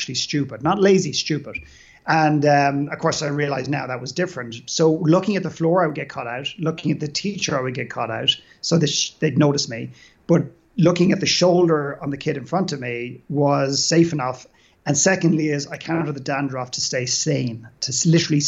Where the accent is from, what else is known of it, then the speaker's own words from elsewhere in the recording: Dublin, Leinster, Ireland; moved away; I grew up in Dublin in Ireland